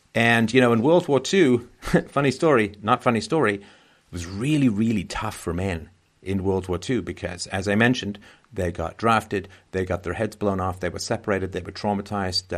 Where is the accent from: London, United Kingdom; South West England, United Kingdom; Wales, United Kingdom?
London, United Kingdom; moved away; when I grew up in London, England